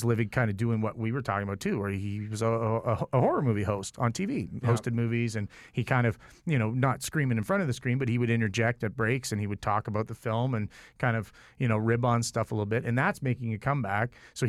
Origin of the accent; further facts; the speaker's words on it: Toronto, Ontario, Canada; And I'm from Toronto, and I've worked with all the best in Toronto.